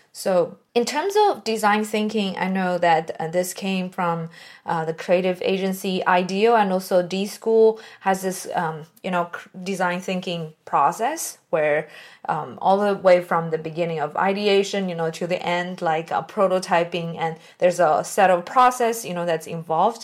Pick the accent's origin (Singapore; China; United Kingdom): China; moved away; I came from China